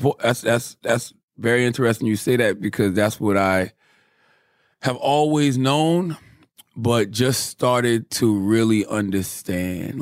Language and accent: English; Moncks Corner, South Carolina, United States; I'm from Monk's Corner, South Carolina.